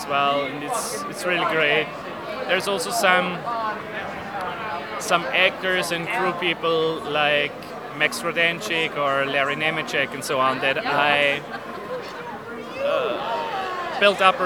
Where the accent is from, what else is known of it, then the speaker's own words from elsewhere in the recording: Austria; from Austria